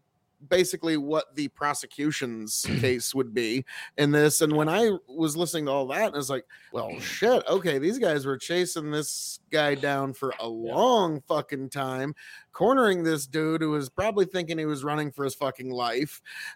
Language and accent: English; Nebraska, United States; we're from Nebraska.